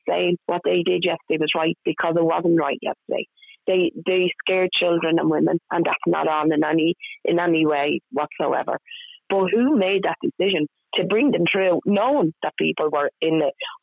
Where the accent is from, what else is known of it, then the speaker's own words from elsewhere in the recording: Ireland; what we as Irish people would always